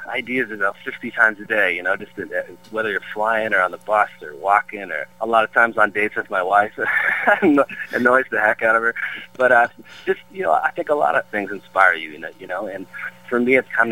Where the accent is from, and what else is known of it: Peterborough, Ontario, Canada; born or raised there; moved away as an adult; now in Brentwood, United States